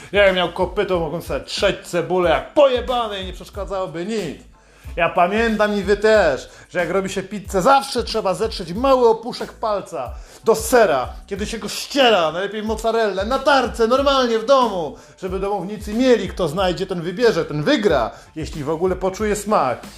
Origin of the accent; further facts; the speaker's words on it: Poland; Jestem z Polski